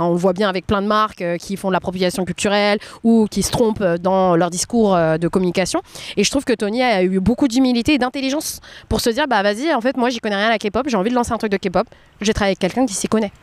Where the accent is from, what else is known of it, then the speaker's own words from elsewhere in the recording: France; moi je m'étais vue en tant que femme asiatique en grandissant en France